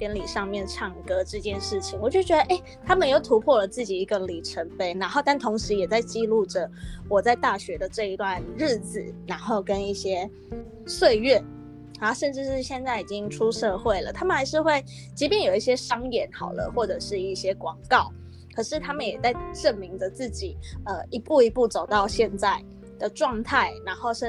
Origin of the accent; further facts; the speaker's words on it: Kaohsiung, Taiwan; 他们也是高雄人，我也是高雄人，